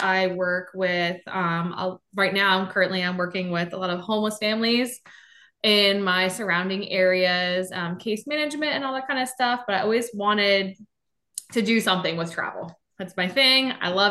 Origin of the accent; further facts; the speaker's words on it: New Jersey, United States; moved away as an adult; now in Florida, United States; I'm originally from New Jersey. That's how I know Lauren. But I moved to Florida in 2019.